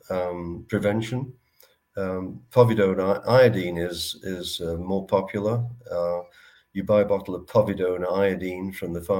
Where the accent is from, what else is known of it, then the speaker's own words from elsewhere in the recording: Manchester, North West England, United Kingdom; moved away as an adult; also born or lived in British Columbia; now in Canada; I'm from Manchester